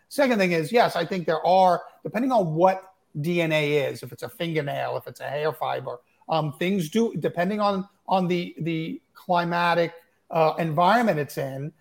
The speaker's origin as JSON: {"language": "English", "area": "Suffolk County, Long Island", "region": "New York", "country": "United States", "tie": "born or raised there", "said": "I grew up in Suffolk County, and you know, I grew up in the in the '60s and '70s in Suffolk County"}